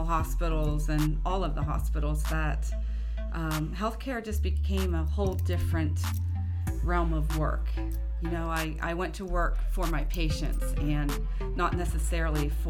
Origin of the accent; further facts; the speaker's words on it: Clearfield, Pennsylvania, United States; moved away as an adult; also born or lived in Saudi Arabia; I'm originally from a small town in Pennsylvania called Clearfield, close to Penn State